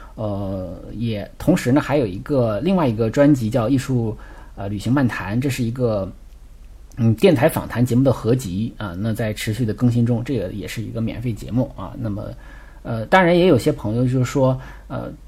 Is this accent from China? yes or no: yes; China; 因为我们中国人是比较喜欢社交，比较喜欢扎堆儿的